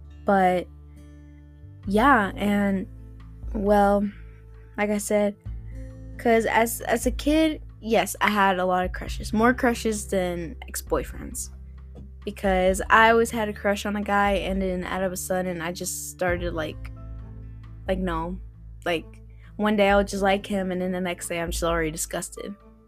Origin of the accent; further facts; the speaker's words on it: Florida, United States; also born or lived in South Carolina; I was like on two states. I was growing up in Florida and in South Carolina, as you could say.